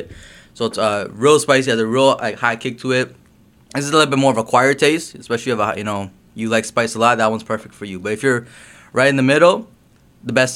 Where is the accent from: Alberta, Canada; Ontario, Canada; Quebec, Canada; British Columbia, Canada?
Ontario, Canada; Brampton; moved away as an adult; also born or lived in Guyana / Florida; So I was born in Guyana. I grew up in Canada